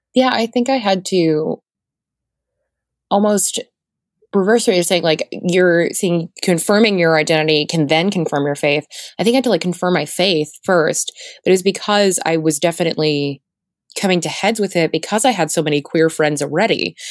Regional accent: Florida, United States; I'm from Florida

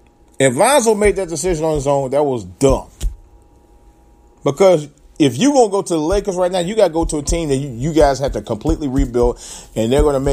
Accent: Cleveland, Ohio, United States; my hometown Cleveland

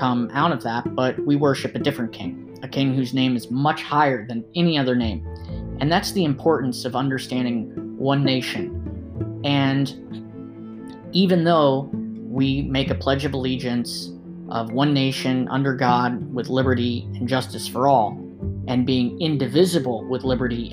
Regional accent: United States; Now I am an American, and I love being an American

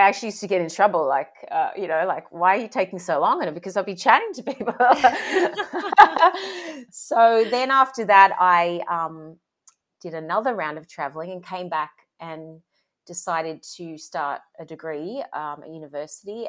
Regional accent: Sydney, New South Wales, Australia; I grew up in Sydney, Australia.

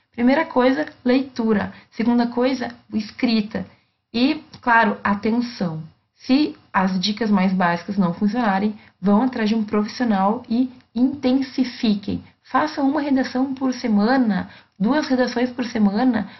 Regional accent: Brazil; first language Portuguese

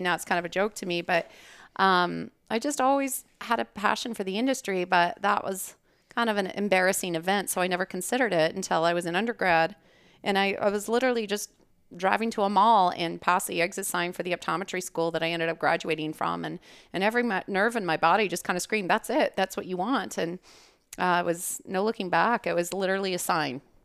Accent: Calgary, Alberta, Canada; moved away as an adult; now in Scottsdale, United States; originally born and raised in Calgary, Alberta. That's Canada. And, uh, I moved to the U S for undergrad and optometry school. I'm an optometrist here in Scottsdale

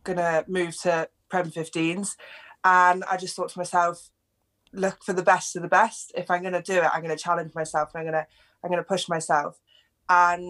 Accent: England, United Kingdom; I grew up in England, but my whole family was Welsh

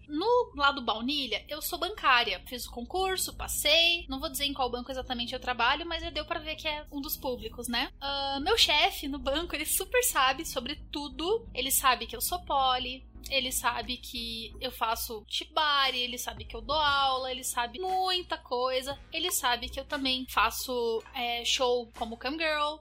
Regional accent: Curitiba, Paraná, Brazil; eu sou de Curitiba, mas um pedaço do meu coração mora em São Paulo

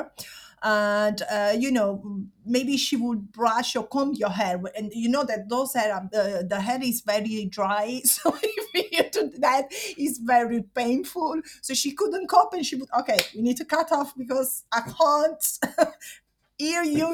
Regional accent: Caserta, Campania, Italy; English is a second language; now in London, United Kingdom; I'm from Caserta, which is south near Naples

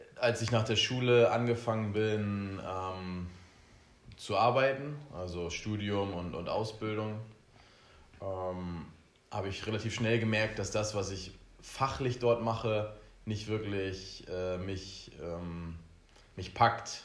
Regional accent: Oldenburg, Lower Saxony, Germany; now in Ibiza, Spain; wir kommen ja beide aus Oldenburg

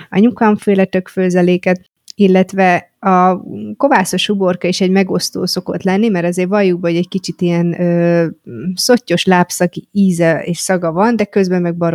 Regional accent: Great Hungarian Plain, Hungary; De én torkolom. alföldi vagyok.

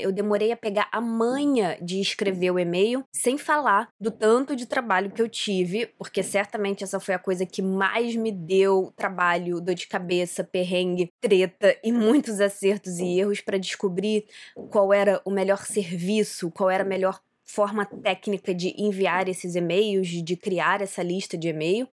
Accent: Rio de Janeiro, Brazil; also born or lived in Santa Catarina / Porto, Portugal; Eu não sou nascida no Rio de Janeiro, oficialmente eu nasci em Santa Catarina, mas eu tô aqui no Rio desde três dias de vida, então assim, eu sou carioca.

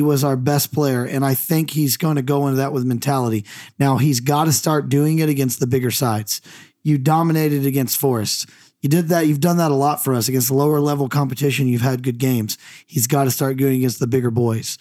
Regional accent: United States; I'm the American

